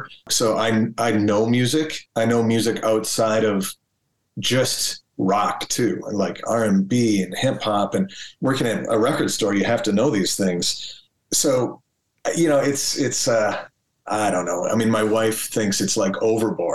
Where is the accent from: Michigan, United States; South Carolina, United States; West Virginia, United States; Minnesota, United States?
Minnesota, United States; Minneapolis; being able to like go dance at a club downtown Minneapolis with friends